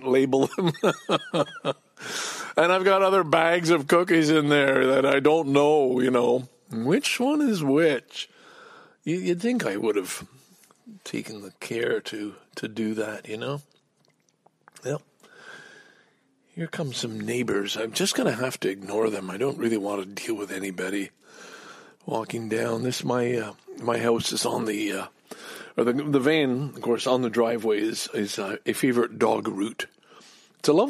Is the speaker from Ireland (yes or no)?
no; Montreal, Quebec, Canada; also born or lived in Ottawa; now in Toronto, Canada; what I grew up with in Montreal